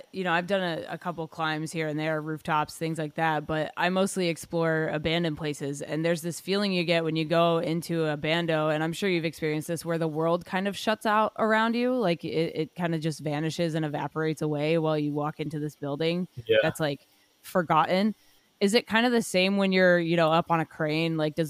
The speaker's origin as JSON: {"language": "English", "region": "Dubai", "country": "United Arab Emirates", "tie": "born or raised there", "said": "So I grew up in Dubai. I studied film there."}